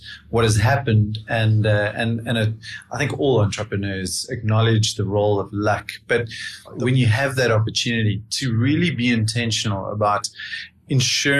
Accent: South Africa; as a South African

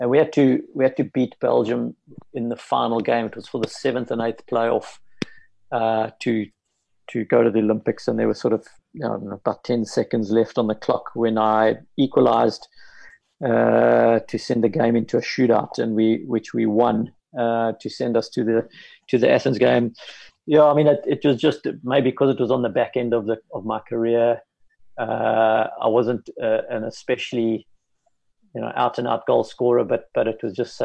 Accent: South Africa; as a South African hockey coach

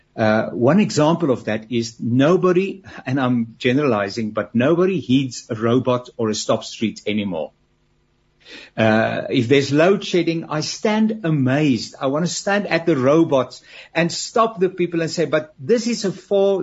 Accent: South Africa; as a South African? I've got my family

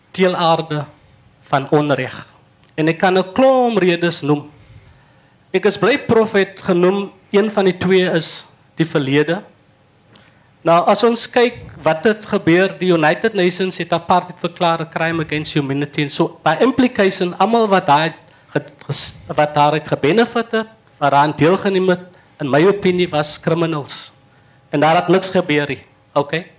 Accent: Stellenbosch, Western Cape, South Africa; ek is hier van Stellenbosch

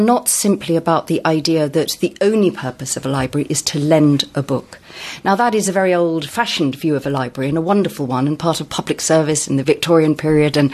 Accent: Sussex, South East England, United Kingdom; I come from Sussex

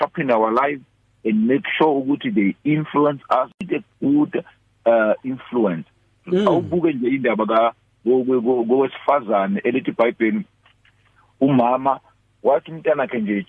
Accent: Peckham, London, United Kingdom; No, I'm from Peckham.

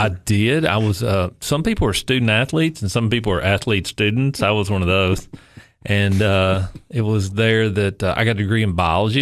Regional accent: Upper East Tennessee, United States; moved away as an adult; now in Cookeville, United States; I actually grew up in Upper East Tennessee

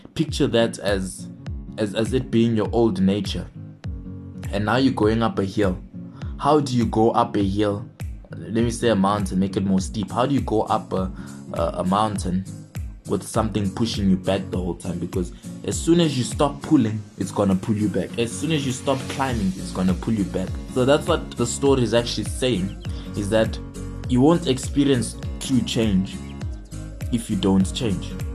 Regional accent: Johannesburg, Gauteng, South Africa; I'm from Johannesburg, South Africa.

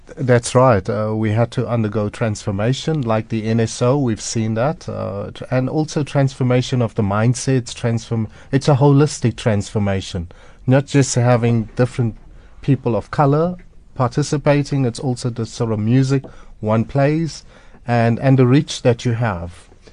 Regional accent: Durban, KwaZulu-Natal, South Africa; I grew up in Durban

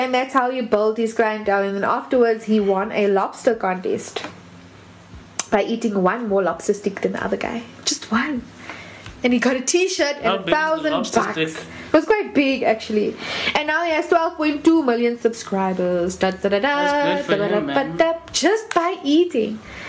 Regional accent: England, United Kingdom; born there; Because I was born in England.

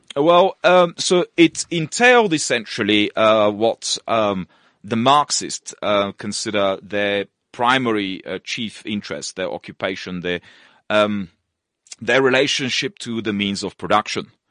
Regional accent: Russia; moved away; also born or lived in Bulgaria; originally born in Bulgaria, of uh, mixed Polish and uh, Turkish heritage, and uh, grew up in Russia, and uh, went to school there

